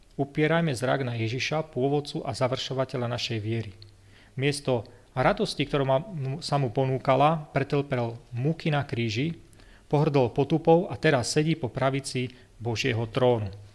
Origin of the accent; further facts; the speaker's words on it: Levoča, Prešov Region, Slovakia; moved away as an adult; also born or lived in Zvolen / United States; som vyrastal v Levoči